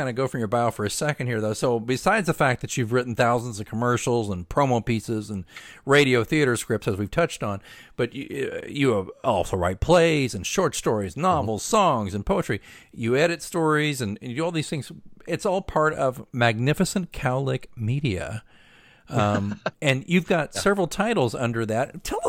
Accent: Oklahoma City, Oklahoma, United States; Dude, I'm from Oklahoma City.

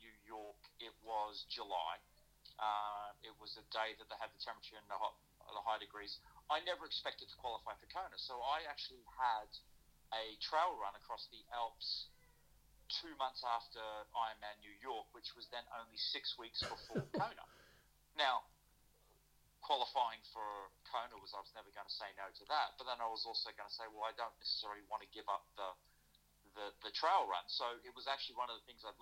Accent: Australia; moved away as an adult; now in London, United Kingdom; growing up in Australia, you could step onto a tennis court anywhere and play

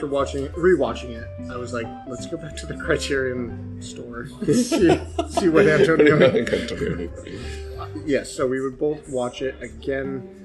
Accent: United States; As I say this as an ugly American.

